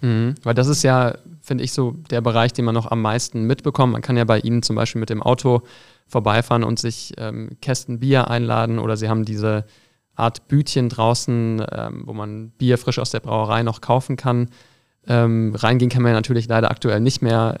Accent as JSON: {"language": "German", "town": "Düsseldorf", "region": "North Rhine-Westphalia", "country": "Germany", "said": "ich bin Düsseldorfer"}